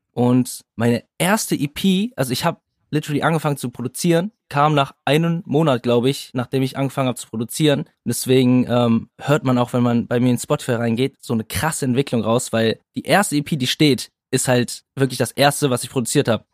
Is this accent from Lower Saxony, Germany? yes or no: no; Kaarst, North Rhine-Westphalia, Germany; now in Berlin, Germany; wir kommen aus Karst, aus NRW, beide aus derselben Stadt, selbe Schule